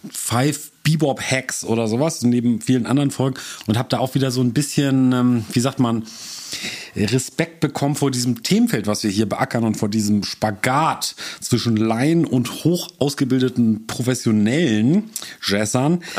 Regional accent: Hamburg, Germany; Auch gerade als Hamburger muss ich da natürlich immer Kompetenz heucheln muss ich sagen

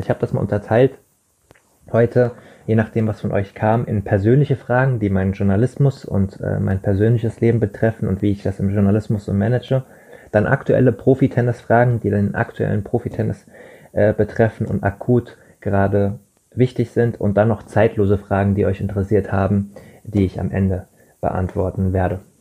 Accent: Rheingau, near Wiesbaden, Hesse, Germany; moved away; in meiner Heimat, in meiner alten Heimat im Rheingau, in der Nähe von Wiesbaden am schönen Rhein

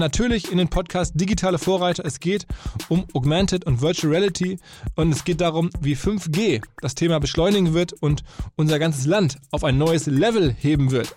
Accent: Essen, North Rhine-Westphalia, Germany; aus meiner Heimat quasi kommt, wenige Meter Luftlinie von Essen entfernt

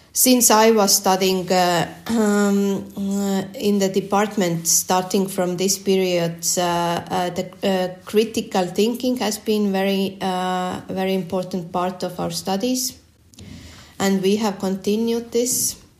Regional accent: Estonia; I was born in the Soviet uh, Estonia, and um, and also started uh, going uh, school um, in uh, yeah during the Soviet. Soviet time.

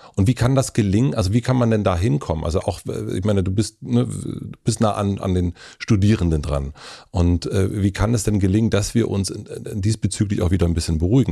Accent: Brandenburg, Germany; Ich bin in Brandenburg aufgewachsen

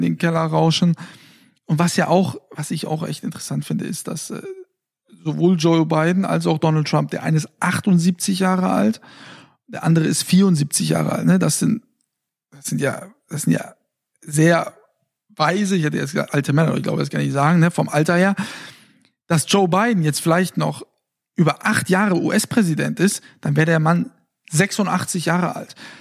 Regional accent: Fulda, Hesse, Germany; moved away; in meiner Heimatstadt

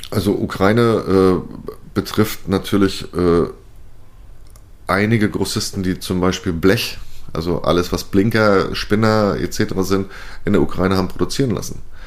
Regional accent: Mecklenburg-Vorpommern, Germany; meinem Heimatland Mecklenburg-Vorpommern

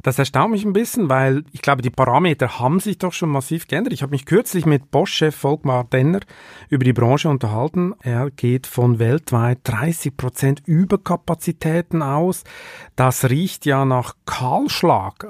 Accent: Switzerland; moved away

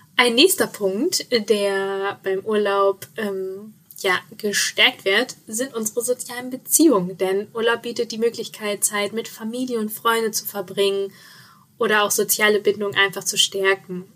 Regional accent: Sauerland, North Rhine-Westphalia, Germany; moved away; ich komme ja ursprünglich aus dem Sauerland

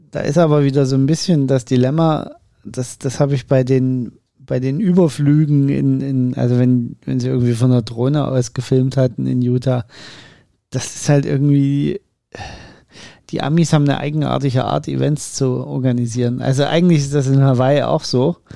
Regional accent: Germany; wir immer so rot verwöhnt sind als Deutsche

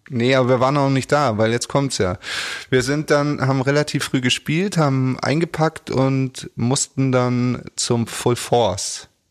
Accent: Munich, Bavaria, Germany; als Münchner

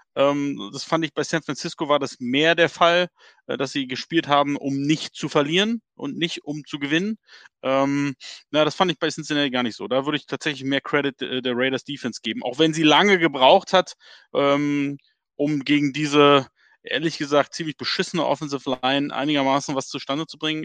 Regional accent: Berlin, Germany; accent: Berliner Schnauze; du und ich alle Berliner Schnauzen

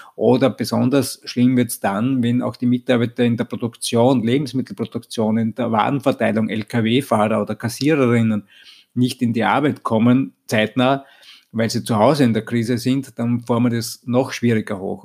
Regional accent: Vienna, Austria; ich komme grundsätzlich aus Österreich, aus Wien

